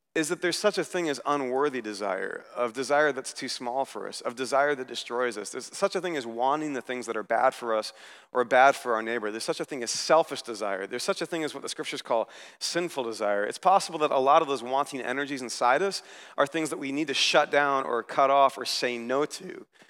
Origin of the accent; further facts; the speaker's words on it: United States; I was here as an American